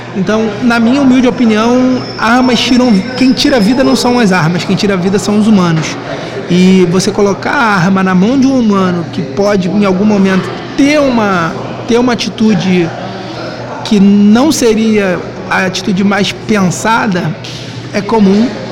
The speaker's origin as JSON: {"language": "Portuguese", "region": "Rio de Janeiro", "country": "Brazil", "said": "eu sou da Tijuca, sou morador da Tijuca"}